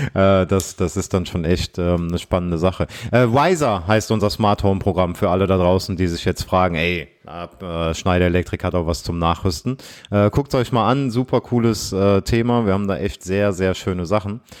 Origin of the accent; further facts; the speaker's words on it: Aachen, North Rhine-Westphalia, Germany; ich komme ja aus Aachen